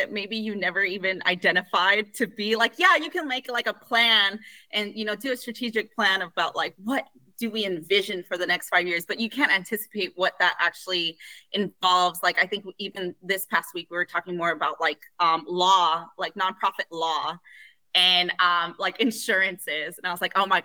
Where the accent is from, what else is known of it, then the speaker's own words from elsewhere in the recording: Los Angeles, California, United States; I am from the communities I serve. I am from East Los Angeles